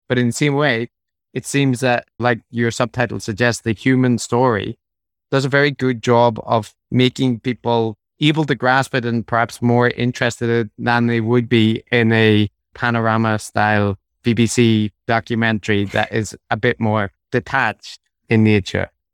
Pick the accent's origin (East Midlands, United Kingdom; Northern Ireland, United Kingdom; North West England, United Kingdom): Northern Ireland, United Kingdom; Belfast; moved away; also born or lived in Japan; growing up in Belfast in the 90s, I was at the tail end of the troubles.